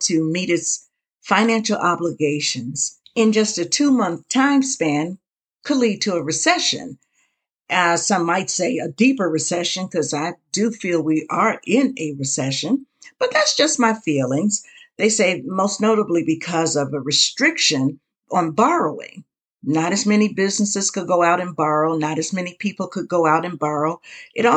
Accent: United States; as the American people

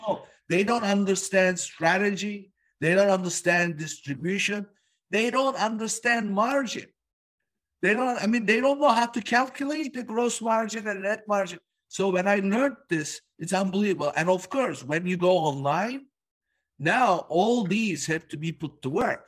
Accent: Turkey; now in United States; I was born in Turkey

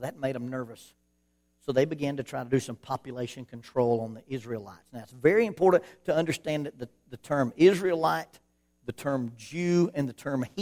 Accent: Alabama, United States; I grew up in Alabama

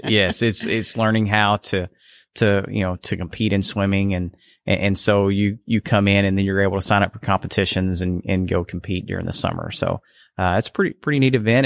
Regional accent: Canton, Texas, United States; I'm originally from Canton

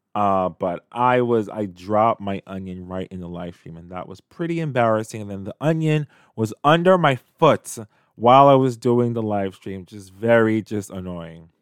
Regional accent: New York City, New York, United States; when I was a kid growing up in Canarsie, Brooklyn

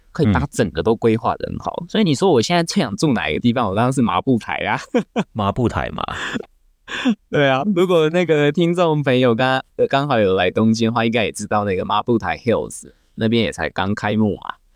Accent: Taiwan; 我们台湾人习惯用的台瓶

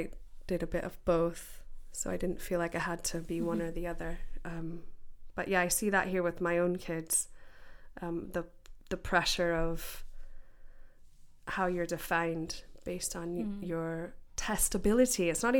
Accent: United States; now in United Kingdom; I grew up in America

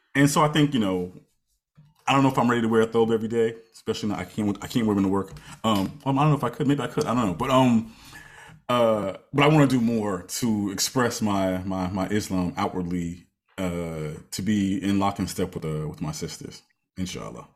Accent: United States; now in New York, United States; we're Americans and more specifically, I'm African American

